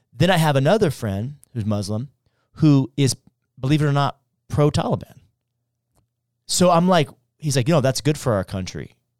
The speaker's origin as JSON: {"language": "English", "country": "United States", "said": "as a human, as an American, as a Christian"}